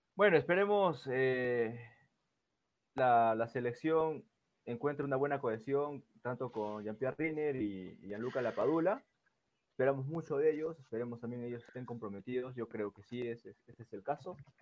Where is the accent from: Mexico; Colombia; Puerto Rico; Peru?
Peru